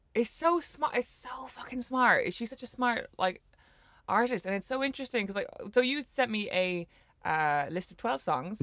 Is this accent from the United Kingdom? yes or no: no; Ireland; growing up in Ireland